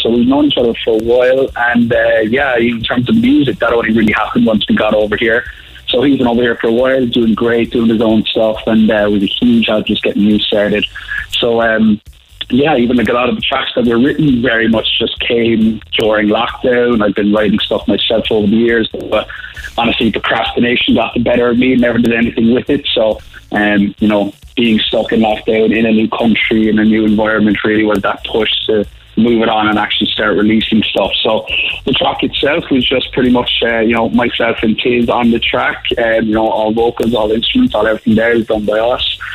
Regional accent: Cork, Munster, Ireland; moved away as an adult; also born or lived in Dublin, Ireland; now in Toronto, Canada; I'm from Cork and I moved to Toronto maybe just a couple of days before the first lockdown.

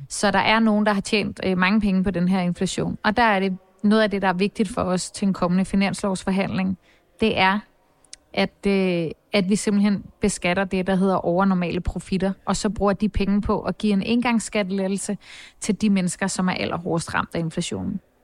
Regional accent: Copenhagen, Capital Region of Denmark, Denmark; jeg voksede op på Nørrebro, og jeg gik også i gymnasiet på Nørrebro

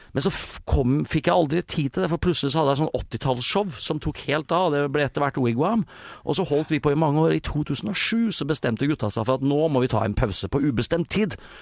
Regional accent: Sarpsborg, Østfold, Norway; Jeg er oppvokst i Sarpsborg.

